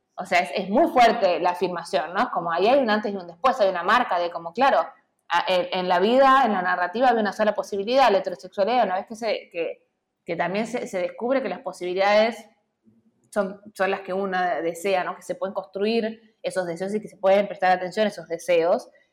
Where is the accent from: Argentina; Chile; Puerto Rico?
Argentina; Santiago del Estero; Yo soy hija también de Santiago del Estero